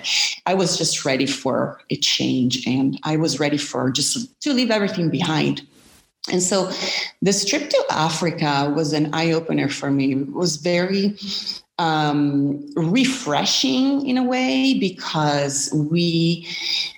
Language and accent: English; Milan, Lombardy, Italy; moved away as an adult; also born or lived in United States; I'm originally from Milan, Italy, and I moved to the States in my early 20s.